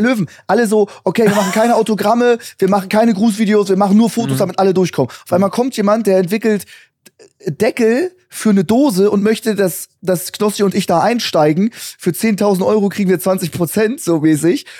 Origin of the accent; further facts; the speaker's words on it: Hamburg, Germany; now in New York, United States; Ich, ich, ich komme aus Hamburg